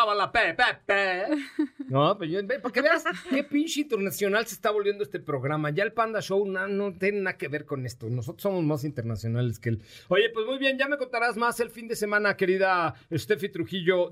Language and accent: Spanish; Mexico City, Mexico; Yo nací en la colonia Roma, entonces de ahí me viene lo italiano